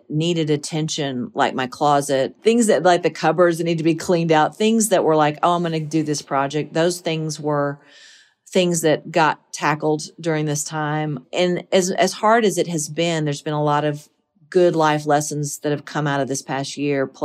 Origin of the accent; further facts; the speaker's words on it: the South, United States; Those are the things that, that I, that I take with me as a Southerner.